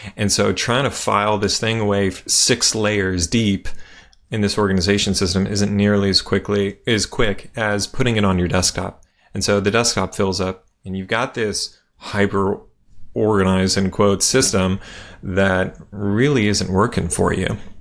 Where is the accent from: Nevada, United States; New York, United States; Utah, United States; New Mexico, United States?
Nevada, United States; Las Vegas; I grew up in Las Vegas